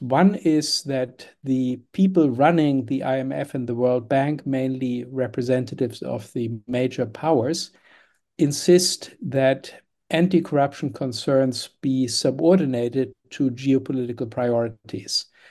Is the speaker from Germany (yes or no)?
yes; Germany; moved away; I was born in Germany in the nineteen fifties